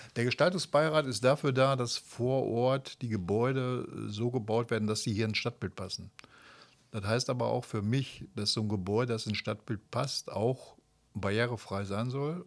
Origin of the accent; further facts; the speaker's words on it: Kamp-Lintfort, North Rhine-Westphalia, Germany; ich bin äh, 1961 hier in Kap-Lindfort geboren, habe 1978 meine mittlere Reife gemacht